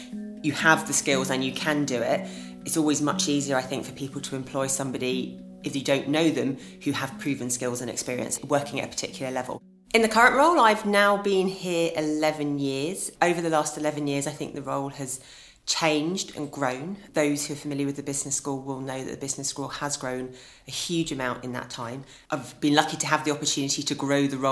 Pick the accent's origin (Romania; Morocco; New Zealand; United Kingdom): United Kingdom; Epsom, South East England; also born or lived in London; I grew up in Epsom in Surrey, which is in the commuter belt. I lived there for all of my childhood